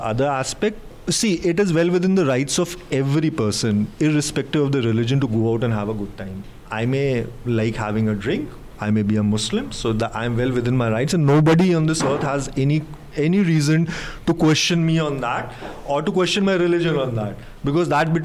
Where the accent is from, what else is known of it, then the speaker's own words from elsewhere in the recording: Allahabad, Uttar Pradesh, India; I come from Allahabad. So in Allahabad, in the old area of the city, we used to have our Hindu friends also